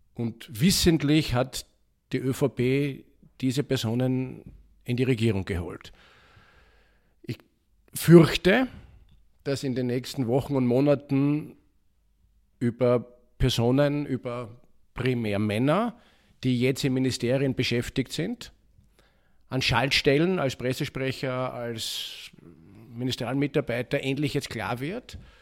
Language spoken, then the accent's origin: German; Vienna, Austria; als Wiener, als Österreicher